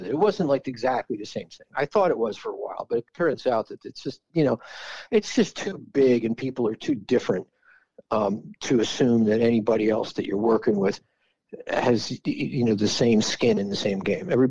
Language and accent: English; Philadelphia, Pennsylvania, United States; also born or lived in Bethlehem, Pennsylvania; growing up was Philly.